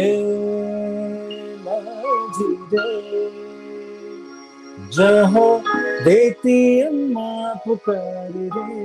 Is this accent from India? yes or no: yes; Ahmedabad, Gujarat, India; also born or lived in Bharuch, Gujarat / Bombay; I was born in Bharuch, this small town in Gujarat. So I was born there. And then we shifted to Ahmedabad